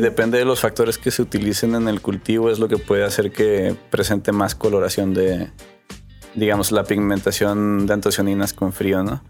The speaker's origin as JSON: {"language": "Spanish", "town": "Monterrey", "region": "Nuevo León", "country": "Mexico", "tie": "born or raised there", "also_born_or_lived": "McAllen, Texas, United States", "said": "nací en Texas, en McAllen. A los seis años nos, nos, movimos para acá, para Monterrey, y pues prácticamente aquí crecí"}